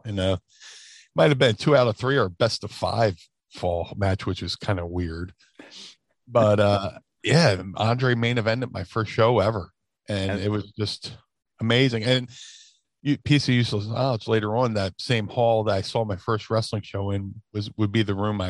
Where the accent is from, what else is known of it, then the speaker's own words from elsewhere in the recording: Atlantic City, New Jersey, United States; also born or lived in Philadelphia / Gloucester City; I was born in Philly, and then when I was two, we moved to a small town called Gloucester City, New Jersey, where I lived till I was 10. And then when I was 10, we moved to Atlantic City.